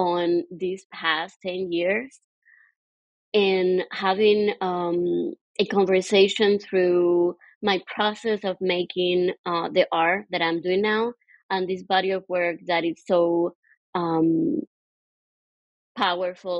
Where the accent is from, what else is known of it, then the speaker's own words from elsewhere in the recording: Cuba; moved away as an adult; now in Queens, New York, United States; I immigrated from Cuba to the United States in 2011